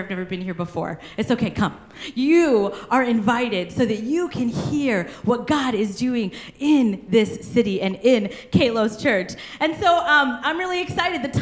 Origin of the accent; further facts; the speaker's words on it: Kansas, United States; I'm from Kansas. We love our beef, okay?